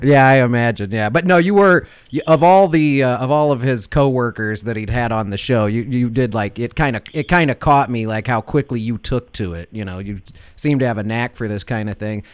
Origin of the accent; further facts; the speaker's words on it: Chicago, Illinois, United States; moved away; I'm from Chicago originally. Like most of my family's still there